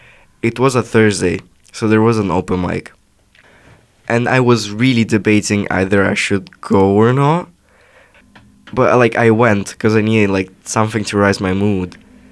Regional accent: Russia; first language Russian; English is a second language; moved away; I'm Russian, it's my native language

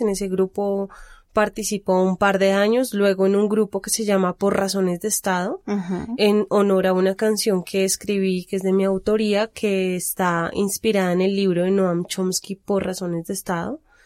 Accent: Bogotá, Colombia; de los barrios periféricos de Bogotá, que es de donde vengo yo

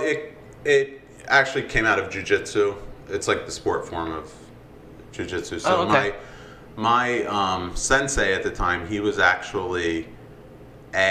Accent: Long Branch, New Jersey, United States; I was born and raised on the Jersey Shore

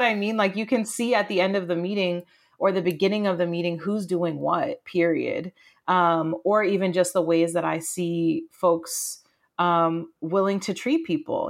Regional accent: rural Maine, United States; moved away as an adult; also born or lived in Southern Florida / Amherst, Massachusetts; I was born in Southern Florida, grew up in rural Maine, escaped to college at UMass Amherst

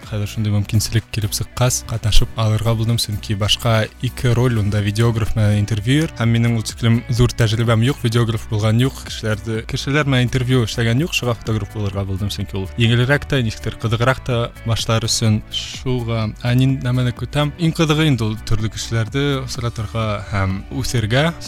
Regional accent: Ufa, Bashkortostan, Russia; moved away as an adult; also born or lived in Moscow, Russia / Poland; now in Opole, Poland; Мин үҙем Өфөнән, Өфлә Рәми Ғарипов исемендәге гимназияны тәмамладым. шунан Мәскәүҙә Мәскәү дәүләт университетында уҡыным, бакалавриата хоҡуҡ факультетында һәм әлеге ваҡытта Польшала магистратурала эшҡыуарлыҡ э, йүнәлешендә уҡыйым.

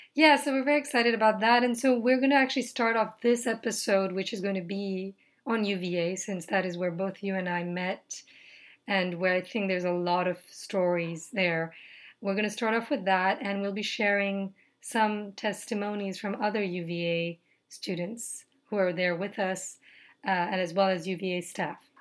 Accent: Nepal; moved away; I'm from Nepal

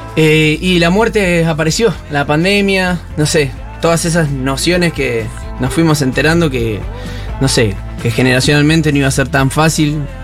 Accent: Santa Regina, Buenos Aires Province, Argentina; moved away as an adult; also born or lived in General Villegas; nos criamos en una ciudad muy cerquita ahí, un pueblo de 400 personas llamado Santa Regina

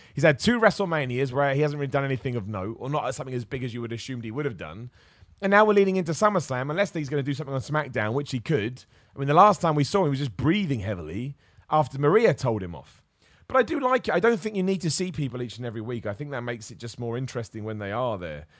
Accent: Luton, East of England, United Kingdom; I'm gonna be in Luton, my hometown

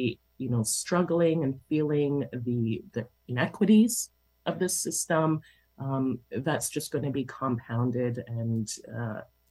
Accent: Toronto, Ontario, Canada; I grew up in Toronto schools

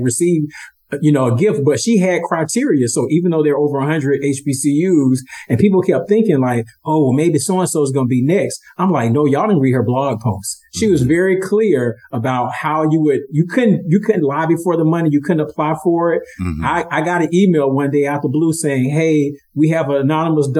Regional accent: Atlanta, Georgia, United States; They're in Atlanta, my hometown

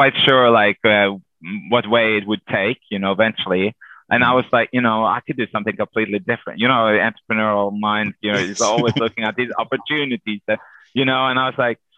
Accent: Norway; moved away; also born or lived in Lankaran, Azerbaijan; I'm from Norway.

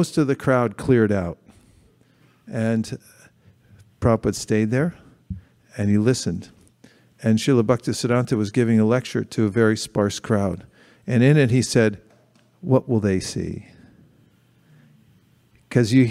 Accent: San Francisco, California, United States; the Gorni Thai I grew up with in San Francisco

